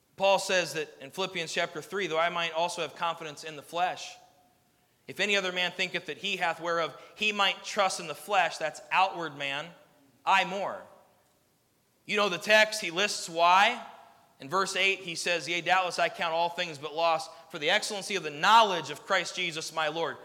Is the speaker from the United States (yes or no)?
yes; United States; as an American citizen